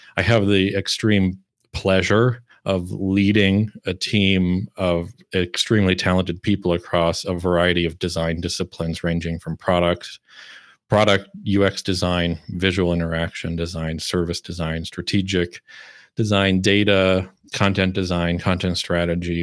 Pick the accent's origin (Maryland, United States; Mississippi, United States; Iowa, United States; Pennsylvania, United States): Iowa, United States; moved away as an adult; also born or lived in Chicago / Minneapolis; now in Malmö, Sweden; I grew up and lived in the Midwest in Iowa and then Chicago and Minneapolis for over ten years